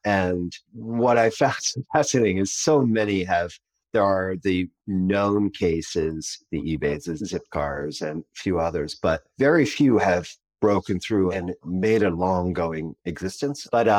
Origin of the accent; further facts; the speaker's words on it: United States; I am an American, so I can barely speak my own language.